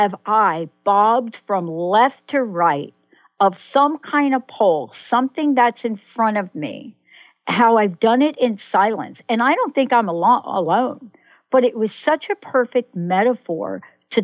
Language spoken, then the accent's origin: English; New York City, New York, United States; moved away; also born or lived in New Jersey; I'm a New Yorker. I grew up, I was born in the Bronx, lived in New York, then moved to Jersey.